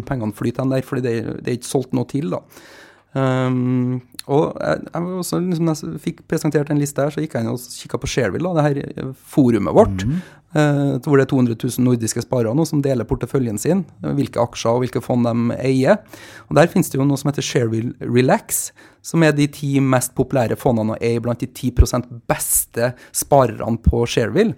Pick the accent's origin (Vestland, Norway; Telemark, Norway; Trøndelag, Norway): Trøndelag, Norway; Trondheim; moved away; Når jeg er hjemme i Trondheim, så leser jeg jo Adresseavisa